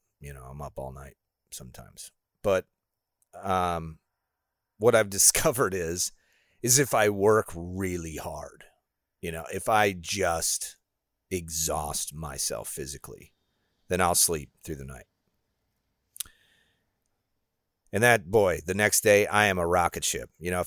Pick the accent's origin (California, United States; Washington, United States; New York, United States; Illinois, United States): Illinois, United States; I grew up in Illinois where it was really flat.